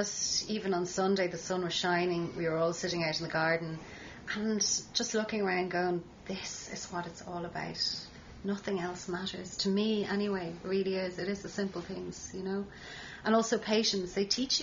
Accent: Howth, Leinster, Ireland; I'm from Howth originally

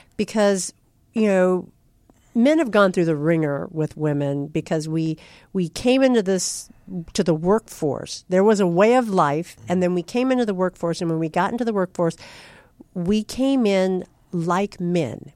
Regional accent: California, United States; also born or lived in Kansas; I was born in the Midwest, but I was raised in California by a strict Midwestern father

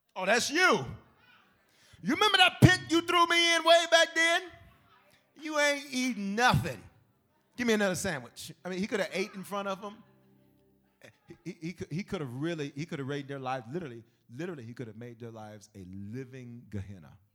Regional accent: the South, United States; I'm from the South

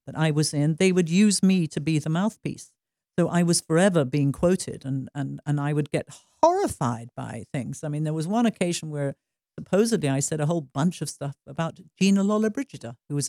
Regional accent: Stratford-upon-Avon, West Midlands, United Kingdom; moved away as an adult; now in United States; I would fly back from Hollywood to London and to Stratford-on-Avon, where my hometown is

